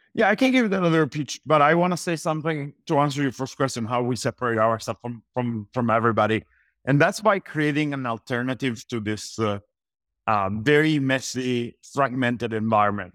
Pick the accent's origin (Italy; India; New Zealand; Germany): Italy; moved away as an adult; also born or lived in Los Angeles, United States; I was born and raised in Italy.